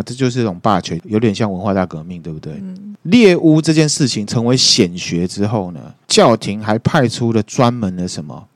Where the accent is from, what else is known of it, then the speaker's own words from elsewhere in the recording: Taiwan; 就像我们台湾人会去问卜一样嘛